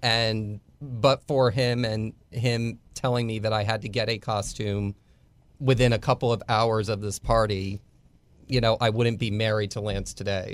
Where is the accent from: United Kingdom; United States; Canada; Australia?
United States; Bucks County, Pennsylvania; moved away as an adult; also born or lived in Philadelphia / Tampa; now in Texas, United States; I grew up about twenty minutes from where Washington crossed the Delaware.